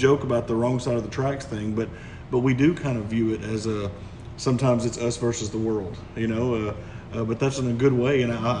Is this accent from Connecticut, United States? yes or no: no; Hooks, Texas, United States; because we're from here. You know, this is literally all we've known. I mean, I grew up, you know, right across the street by the bank parking lot. I mean, that was my house growing up on Main Street.